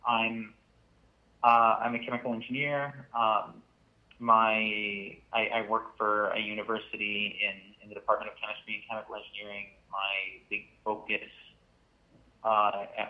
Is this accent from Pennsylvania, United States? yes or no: no; Connecticut, United States; also born or lived in Waterbury, Connecticut; I'm from Connecticut. I live in Waterbury